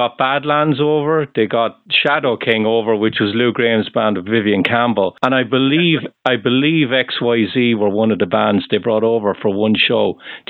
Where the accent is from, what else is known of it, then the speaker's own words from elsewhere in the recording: Ireland; accent: Irish; you can probably tell from my accent, I'm from Ireland, right?